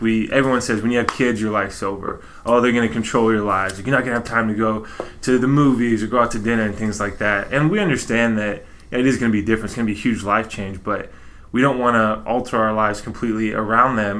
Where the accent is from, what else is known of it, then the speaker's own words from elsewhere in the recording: Texas, United States; so I grew up in Texas